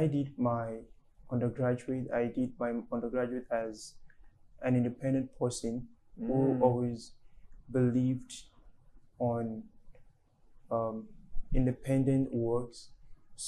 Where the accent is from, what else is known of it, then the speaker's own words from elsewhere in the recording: Lagos, Nigeria; also born or lived in Surulere, Lagos; I was brought up in Alaja Ayobo in Lagos State